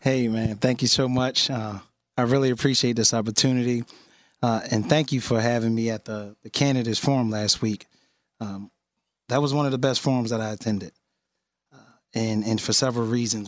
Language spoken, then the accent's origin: English; Philadelphia, Pennsylvania, United States; born and raised in West Philadelphia